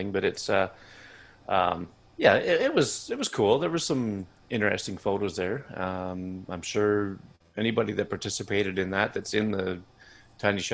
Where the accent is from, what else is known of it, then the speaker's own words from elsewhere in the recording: Canada; I'm Canadian